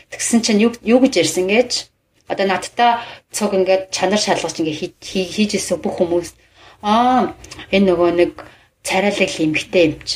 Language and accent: Mongolian; Mongolia; first language Mongolian; moved away as an adult; now in United States; Би монгол хэл миний монгол хэл бол миний төрлөх хэл те.